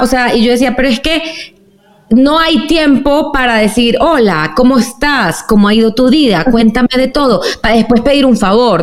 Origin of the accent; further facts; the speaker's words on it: Venezuela; moved away; also born or lived in New York; yo como venezolana